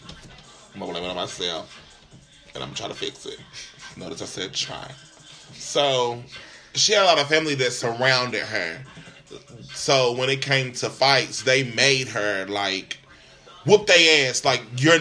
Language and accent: English; Knoxville, Tennessee, United States; growing up in Austin Homes